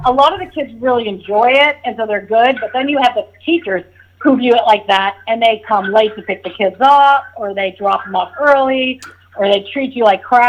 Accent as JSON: {"language": "English", "town": "Rye", "country": "United States", "tie": "born or raised there", "said": "Probably on the boat, fishing. Yeah, fishing for lobsters off the dock."}